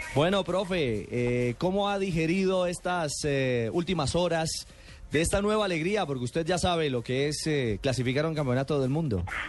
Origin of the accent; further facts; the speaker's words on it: Colombia; como colombiano